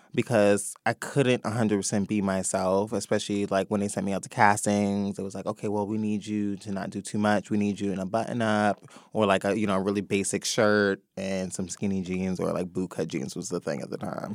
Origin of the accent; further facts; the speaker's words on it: New York City, New York, United States; also born or lived in Atlanta; born and raised in the Bronx